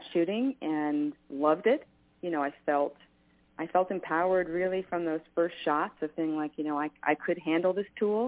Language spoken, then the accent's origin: English; New York, United States; moved away; I grew up in New York, and guns were not a part of my world at all